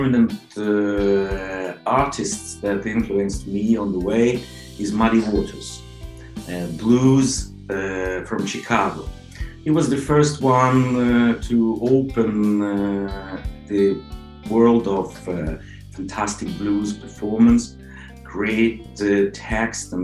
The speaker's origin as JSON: {"language": "English", "country": "Ukraine", "moved": "yes", "lives_now": "Oslo, Norway", "said": "Originally from Ukraine, living in Norway."}